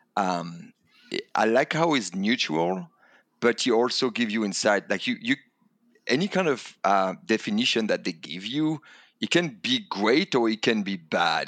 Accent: Calais, Hauts-de-France, France; English is a second language; moved away as an adult; now in United States; I come from France, um, and a l, small town called Calais in the north of France

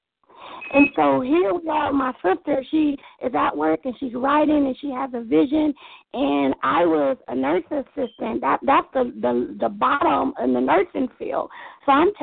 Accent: Long Beach, California, United States; I am from Long Beach, California

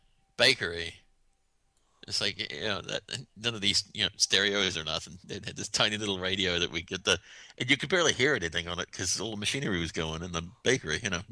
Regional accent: Ireland; I'm allowed to joke about it. I'm Irish.

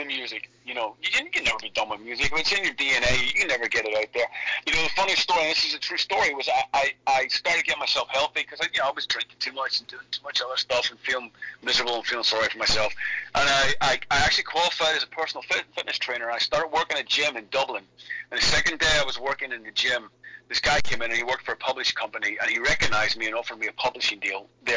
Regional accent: Belfast, Northern Ireland, United Kingdom; Belfast, my hometown, when I was 13 years old

